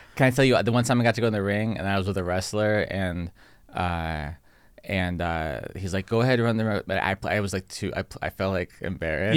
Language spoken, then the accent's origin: English; San Diego, California, United States; now in Los Angeles, United States; I grew up in San Diego